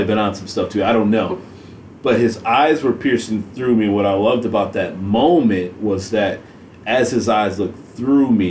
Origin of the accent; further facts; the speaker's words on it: Grand Rapids, Michigan, United States; I grew up in Grand Rapids, Michigan